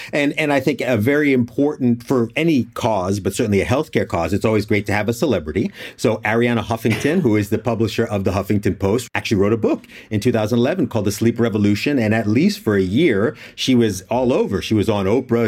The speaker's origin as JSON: {"language": "English", "country": "United States", "said": "as an American"}